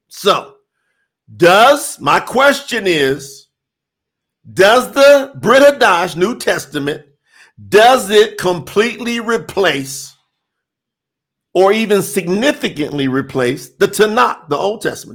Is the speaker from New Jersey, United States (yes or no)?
no; Kentucky, United States; Kentucky's on the list. You know, that's my home state